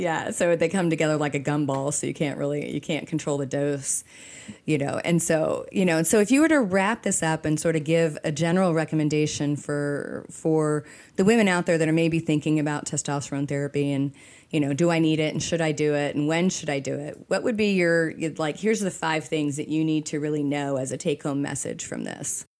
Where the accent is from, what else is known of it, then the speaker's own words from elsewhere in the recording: Texas, United States; we're from Texas